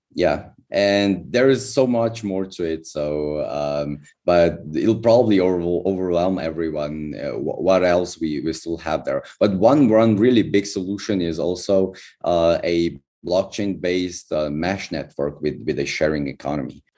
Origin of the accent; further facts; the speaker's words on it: Slovenia; I'm from Slovenia